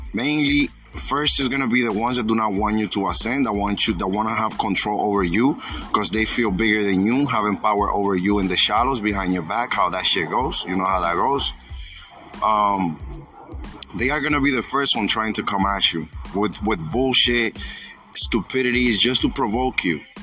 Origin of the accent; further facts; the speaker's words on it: New York, United States; I'm from New York